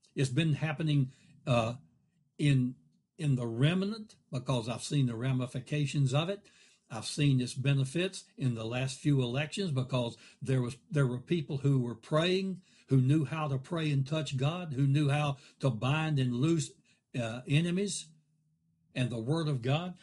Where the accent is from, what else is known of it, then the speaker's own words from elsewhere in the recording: United States; we've done wonderful things as a country